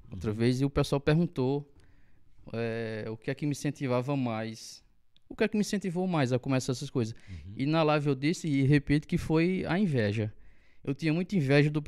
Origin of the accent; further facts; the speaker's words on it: Monteiro, Paraíba, Brazil; E eu sou natural de Monteiro, como eu falei. É, passei a minha infância toda aqui, sempre estudei em escola pública. E só depois de, da minha maioridade que eu fui passar um tempo em São Paulo.